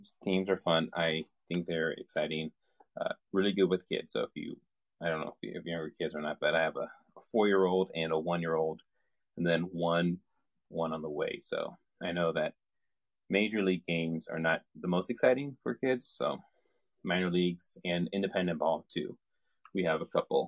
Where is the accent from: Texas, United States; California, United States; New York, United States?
California, United States; moved away; I'm from California originally